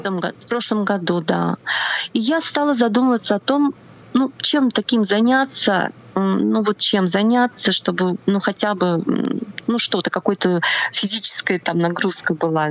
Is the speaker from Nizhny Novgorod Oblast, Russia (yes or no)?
yes; Nizhny Novgorod, Nizhny Novgorod Oblast, Russia; moved away as an adult; also born or lived in Tatarstan / Ivanovo; now in Moscow, Russia; Я родилась в Татарстане, потом я переехала в Нижний Новгород, э, прожила я там все свое школьное детство.